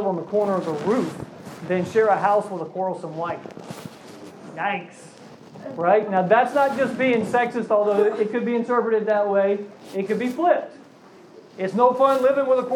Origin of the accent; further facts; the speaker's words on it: Virginia, United States; I grew up in Virginia